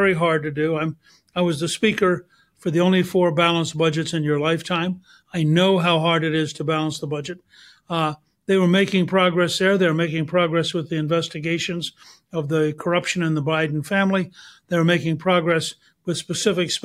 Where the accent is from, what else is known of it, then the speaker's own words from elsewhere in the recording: Georgia, United States; I'm from Georgia